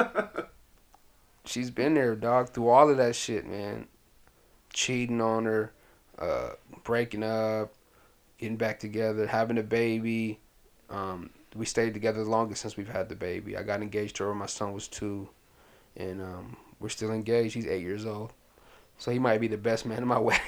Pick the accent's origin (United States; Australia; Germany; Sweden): United States; Pasadena, California; also born or lived in Sudan / Washington, D.C.; we've been in Pasadena, California ever since uh, 80, 87.